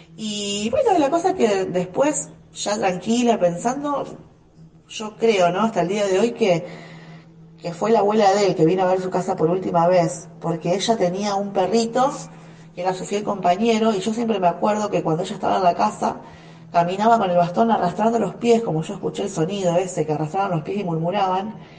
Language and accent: Spanish; San Lorenzo, Argentina; soy de la ciudad de San Lorenzo